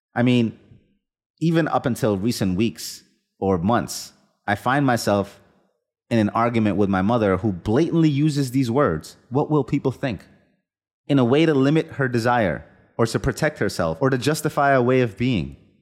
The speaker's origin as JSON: {"language": "English", "country": "India", "tie": "born or raised there", "moved": "yes", "said": "the kind of, let's call it collectivist culture I was raised with in India as a child"}